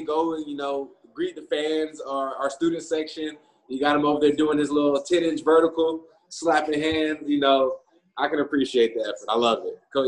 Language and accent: English; Florida, United States; moved away; we're from Florida